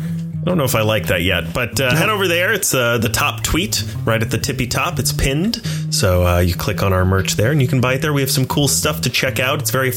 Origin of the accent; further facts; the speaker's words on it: the South, United States; I'm from the South.